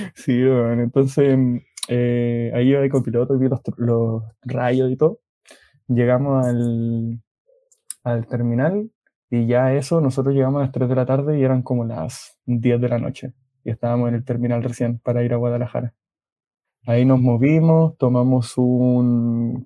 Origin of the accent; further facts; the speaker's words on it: Chile; tenemos muchos chilenos